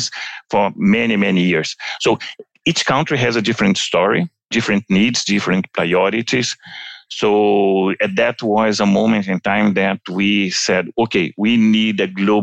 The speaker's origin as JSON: {"language": "English", "country": "Brazil", "tie": "born or raised there", "said": "If you come to Brazil, my hometown, talking from São Paulo"}